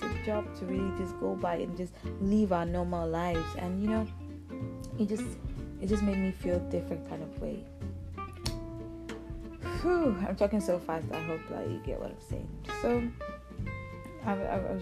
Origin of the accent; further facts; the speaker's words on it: Nigeria; I'm based in Nigeria. I'm a Nigerian.